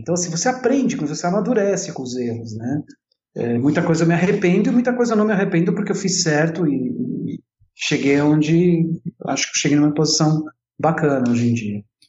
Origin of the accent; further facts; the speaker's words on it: São Paulo, Brazil; first language Italian; Portuguese is a second language; also born or lived in Porto Alegre, Rio Grande do Sul, Brazil / Italy; sou gaúcho de nascimento, mas paulista de coração, né? Paulista, sem dúvida. Uhum. São 40 anos de São Paulo